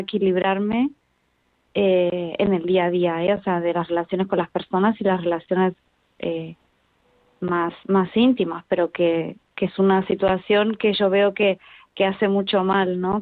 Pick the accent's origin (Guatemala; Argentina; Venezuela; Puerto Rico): Argentina; now in Spain; yo soy argentina, después nos vinimos para acá